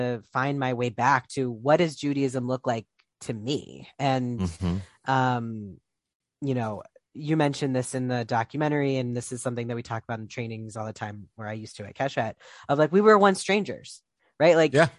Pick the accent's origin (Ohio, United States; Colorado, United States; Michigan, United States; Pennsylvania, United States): Ohio, United States; Columbus; growing up in Columbus, Ohio, I don't think, I mean, there was maybe one out Jewish adult in my life, maybe.